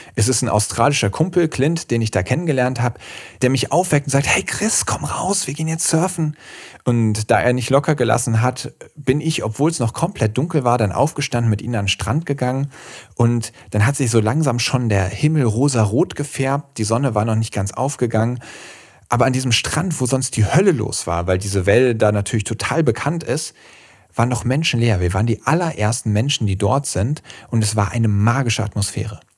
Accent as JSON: {"language": "German", "area": "Schwalm", "region": "Central Hesse", "country": "Germany", "also_born_or_lived": "Marburg", "said": "Ich komme auch ursprünglich hier aus Mittelhessen, aus der Schwalm, das ist so eine Region zwischen Kassel und Marburg"}